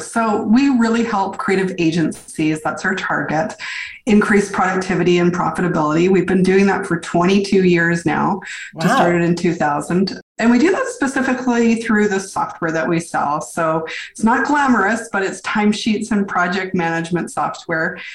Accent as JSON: {"language": "English", "town": "Victoria", "region": "British Columbia", "country": "Canada", "tie": "born or raised there", "also_born_or_lived": "New York City", "moved": "as an adult", "said": "I came back to my hometown, which is Victoria, BC, far west coast of Canada"}